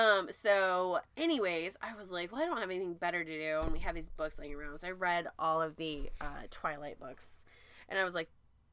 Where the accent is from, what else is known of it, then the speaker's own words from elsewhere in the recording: Pacific Northwest, United States; I'm from the Pacific Northwest.